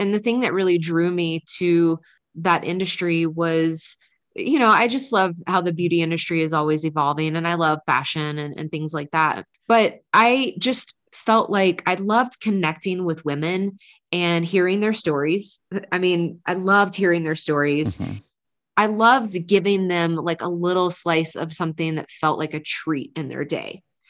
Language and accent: English; North Carolina, United States; accent: Southern; I grew up in the South, like, you know, like women acted, dressed, like I grew up in North Carolina, like thick country accent that I used to have.